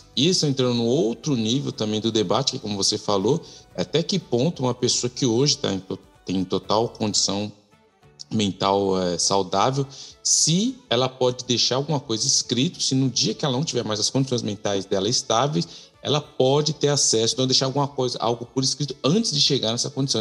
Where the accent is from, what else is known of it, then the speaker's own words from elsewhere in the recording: Brazil; moved away as an adult; now in Canada; quando eu saí do Brasil em 2009